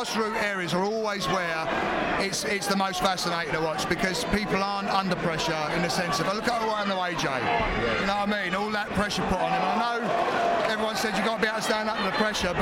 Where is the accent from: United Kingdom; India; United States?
United Kingdom; London; we grew up in Woolwich in Southeast London